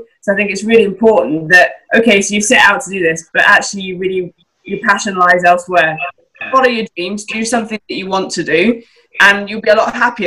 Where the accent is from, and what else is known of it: Scotland, United Kingdom; now in England